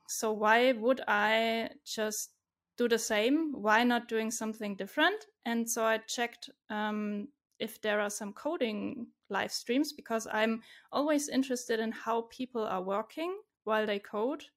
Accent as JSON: {"language": "English", "town": "Stuttgart", "region": "Baden-Württemberg", "country": "Germany", "said": "I'm from Germany, from Stuttgart. It's in the southwest."}